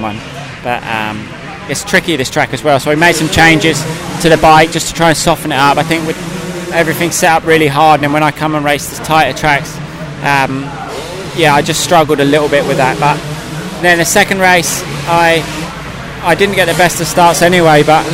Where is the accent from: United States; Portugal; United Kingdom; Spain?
United Kingdom; as a British rider